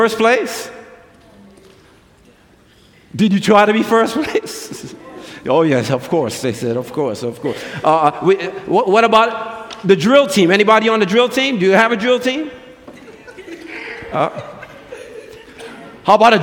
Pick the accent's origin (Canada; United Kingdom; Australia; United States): United States; New York City, New York; moved away; I grew up in New York City